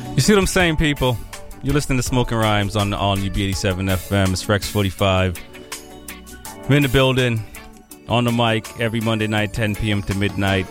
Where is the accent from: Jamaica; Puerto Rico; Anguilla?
Jamaica; now in Boston, United States; I'm Jamaican